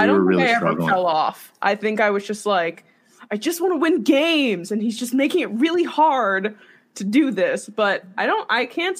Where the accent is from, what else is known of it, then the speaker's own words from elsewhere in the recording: New York City, New York, United States; I'm not from North Jersey, but – as someone from Staten Island, this is something that I've done my entire life.